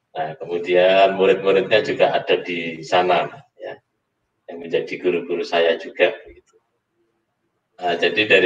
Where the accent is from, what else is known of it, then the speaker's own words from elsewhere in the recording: Surabaya, East Java, Indonesia; karena saya dari Surabaya yang panas.